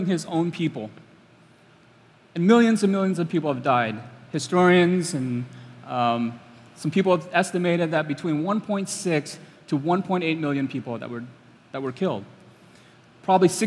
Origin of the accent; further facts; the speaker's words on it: Cambodia; I'm from Cambodia.